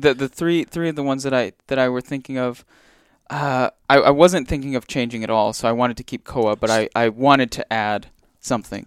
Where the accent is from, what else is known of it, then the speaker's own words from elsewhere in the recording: Big Island, Hawaii, United States; I grew up on the Big Island